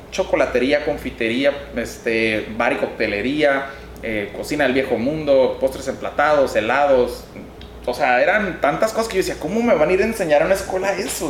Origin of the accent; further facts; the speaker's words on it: Mexicali, Baja California, Mexico; also born or lived in Tijuana; Yo aquí de Mexicali, Cachanilla, huevo, este, principalmente, pues, desde que nací me quedé aquí viviendo y estudiando toda, la, eh, toda mi vida